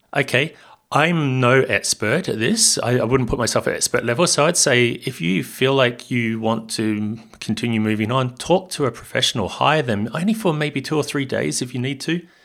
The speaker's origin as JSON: {"language": "English", "town": "Hamilton", "region": "Waikato", "country": "New Zealand", "tie": "born or raised there", "also_born_or_lived": "Australia", "moved": "yes", "lives_now": "Barcelona, Spain", "said": "I'm from Hamilton in New Zealand, in the North Island, uh, a little bit south of Auckland"}